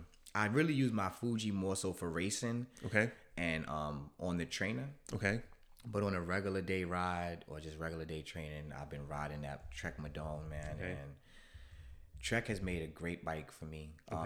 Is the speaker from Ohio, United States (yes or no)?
no; New York, United States; I've always been that growing up in New York. I like logos.